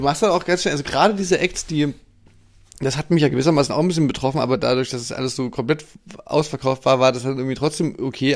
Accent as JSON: {"language": "German", "region": "East Germany", "country": "Germany", "said": "bei uns im Osten"}